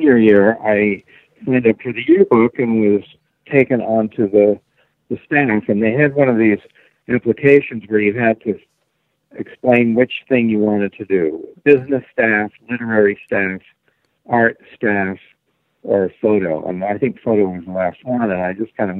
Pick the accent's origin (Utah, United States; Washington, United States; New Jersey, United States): Utah, United States; Salt Lake City; moved away; I grew up in Salt Lake City and still consider it home.